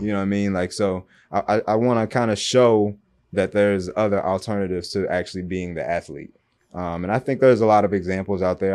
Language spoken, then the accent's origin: English; Michigan, United States; moved away as an adult; also born or lived in Louisville, Kentucky; now in Miami, United States; I went to high school and college in Michigan